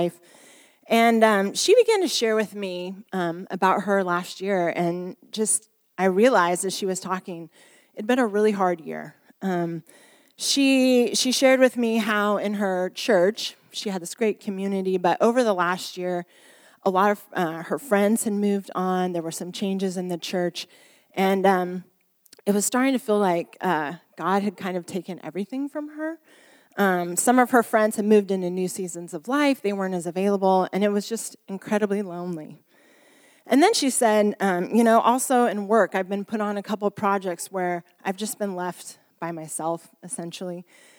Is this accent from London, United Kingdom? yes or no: yes; Bermondsey, London, United Kingdom; as you can tell by my accent, I come from Bermondsey, which is just down south.